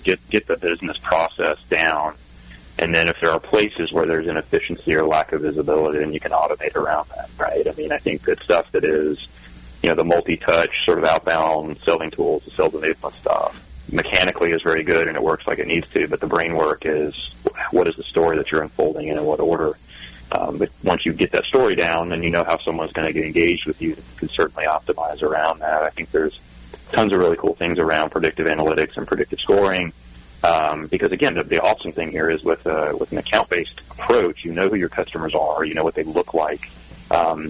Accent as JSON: {"language": "English", "region": "the South", "country": "United States", "moved": "yes", "said": "I'm from the South."}